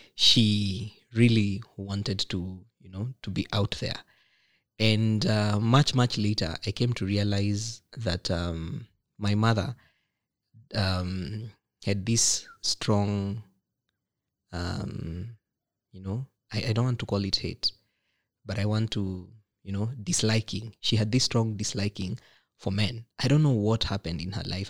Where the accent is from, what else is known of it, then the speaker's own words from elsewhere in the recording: Nakuru, Nakuru County, Kenya; from my hometown, pale Nakuru